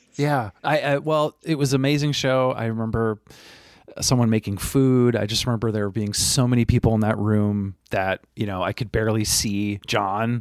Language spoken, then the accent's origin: English; Burlington, Vermont, United States; moved away; I'm originally from Burlington. Vermont